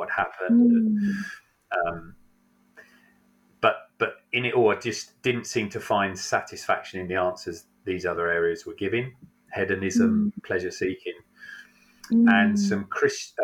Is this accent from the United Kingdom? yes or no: yes; Isle of Wight, South East England, United Kingdom; moved away as an adult; now in Rugby, United Kingdom; So I grew up on the Isle of Wight, which, if you know it, I have to say is a rough hood.